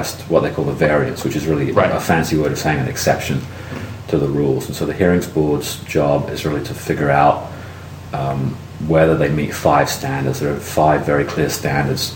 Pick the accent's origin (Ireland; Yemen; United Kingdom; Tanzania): United Kingdom; London; moved away as an adult; also born or lived in West Virginia / New Jersey; now in Athens, United States; Originally, I'm from London, and that's where I grew up. And I came to the U.S. in 1986 to go to school